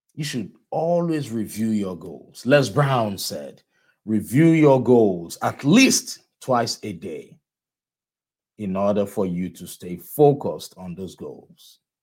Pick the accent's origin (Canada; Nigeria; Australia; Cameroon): Nigeria; moved away; I am from, I am originally from Nigeria